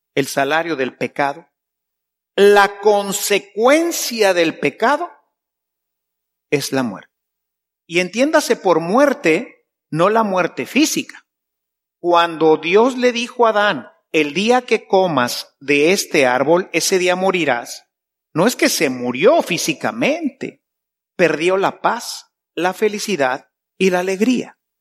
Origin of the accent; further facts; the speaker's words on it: Mexico; yo vengo de México